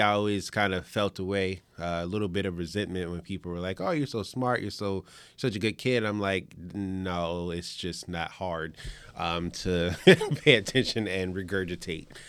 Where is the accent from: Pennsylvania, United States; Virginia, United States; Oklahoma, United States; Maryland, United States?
Virginia, United States; Richmond; also born or lived in New York; I was born in New York, but I grew up, uh, in Richmond, Virginia